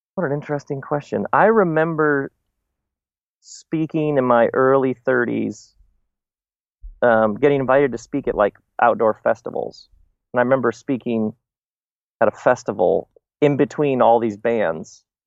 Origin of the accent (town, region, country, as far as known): Michigan, United States; born or raised there